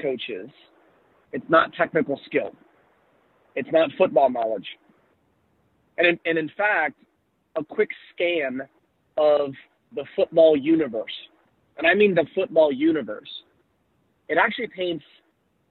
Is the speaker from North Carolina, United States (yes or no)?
yes; Charlotte, North Carolina, United States; I'm in my hometown of Charlotte, North Carolina.